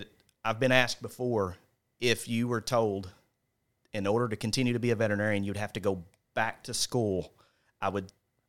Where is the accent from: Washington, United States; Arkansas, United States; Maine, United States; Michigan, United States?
Arkansas, United States; Paragould; Green County Tech, born and raised in Paragould.